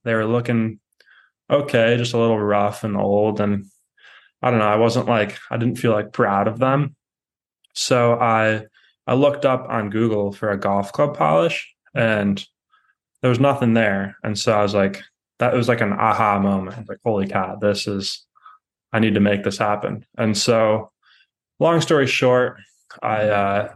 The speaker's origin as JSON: {"language": "English", "town": "Cleveland", "region": "Ohio", "country": "United States", "said": "I'm from Cleveland, Ohio"}